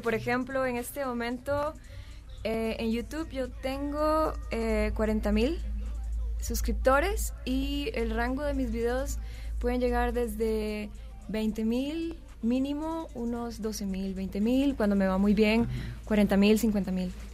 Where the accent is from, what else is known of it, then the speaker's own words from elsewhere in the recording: Costa Rica; Lorenz y yo somos de Costa Rica, decimos siempre tenis